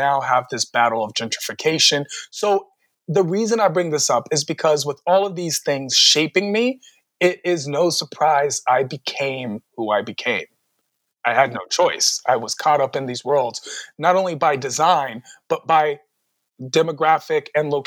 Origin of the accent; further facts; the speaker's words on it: Washington, District of Columbia, United States; I am born and raised in Washington, D.C.